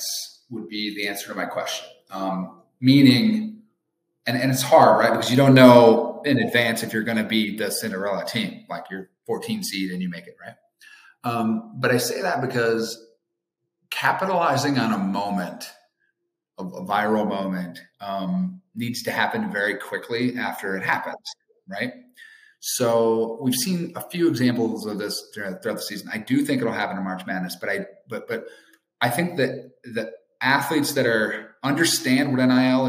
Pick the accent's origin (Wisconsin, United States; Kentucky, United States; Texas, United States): Wisconsin, United States; I'm a Badger, so I'm gonna go with my hometown state and my alma mater